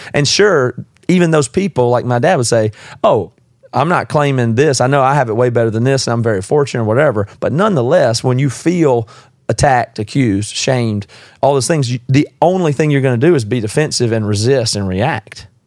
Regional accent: the South, United States; moved away; also born or lived in South Carolina; I'm from the South

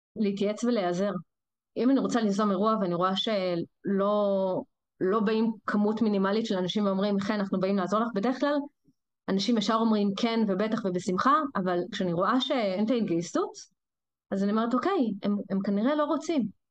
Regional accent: Rehovot, Central District, Israel; moved away as an adult; also born or lived in Kiryat Shmona; now in Haifa, Israel; אני לא חיפאית, אני מרחובות

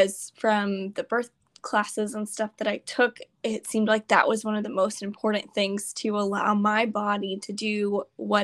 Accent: Houston, Texas, United States; We're from Houston

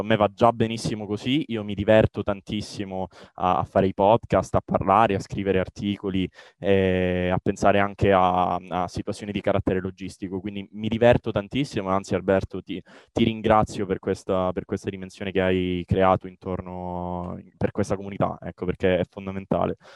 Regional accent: Catanzaro, Calabria, Italy; io sono calabrese, eh, sono di Catanzaro.

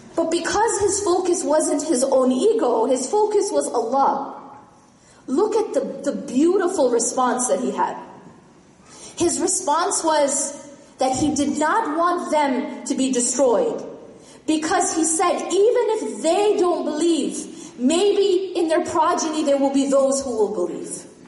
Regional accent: Midwest, United States; I grew up in the Midwest.

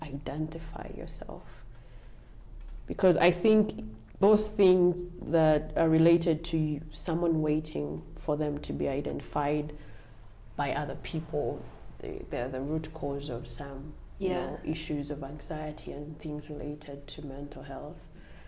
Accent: Kenya; as a Kenyan?

